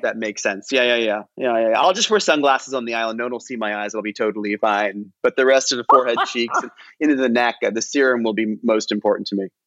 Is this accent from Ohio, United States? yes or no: yes; Cleveland, Ohio, United States; I'm from Cleveland and I'm Indian